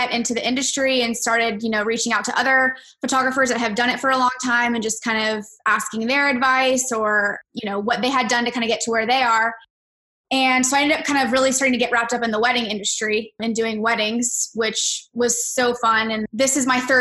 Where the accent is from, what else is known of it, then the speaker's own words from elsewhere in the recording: Orlando, Florida, United States; I grew up in Orlando. I've lived here my whole life.